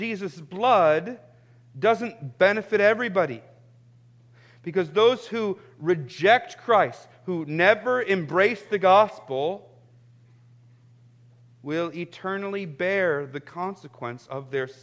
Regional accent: United States; I'm actually proud to be an American

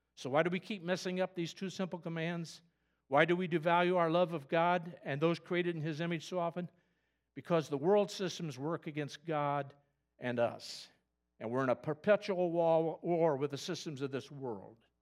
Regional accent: Kokomo, Indiana, United States; moved away; also born or lived in Elwood, Indiana; I grew up in Kokomo

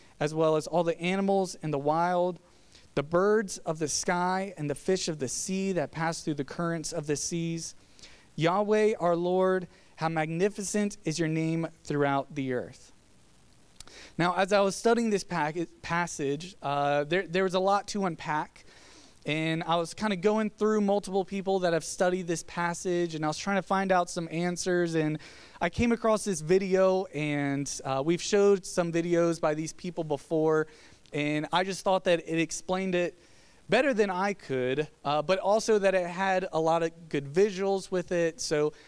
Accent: Virginia, United States; now in Georgia, United States; Growing up in Virginia

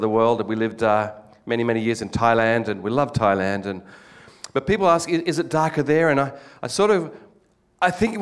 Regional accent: Australia; moved away as an adult; now in Japan; We're actually from Australia

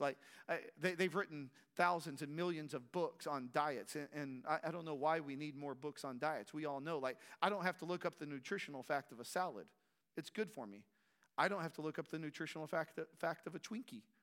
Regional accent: Strawn, Texas, United States; growing up in Strawn, a small community

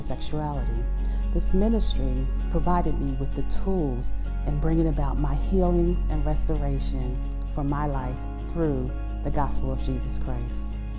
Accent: Chattanooga, Tennessee, United States; my hometown of Chattanooga, Tennessee

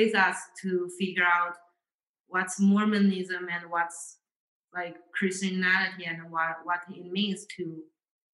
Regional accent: China; moved away as an adult; now in State College, United States; Growing up in China

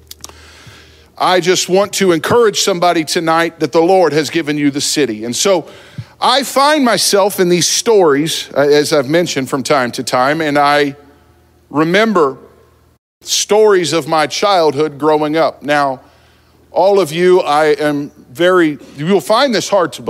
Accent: New Jersey, United States; I grew up in New Jersey

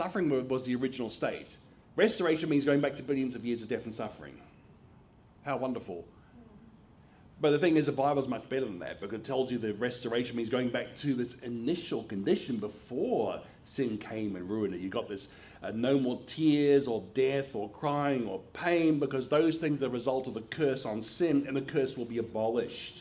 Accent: Australia; moved away as an adult; now in United States; my home country of Australia

